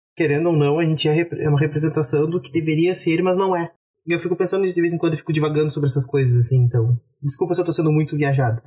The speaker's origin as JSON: {"language": "Portuguese", "country": "Brazil", "said": "a gente é brasileiro"}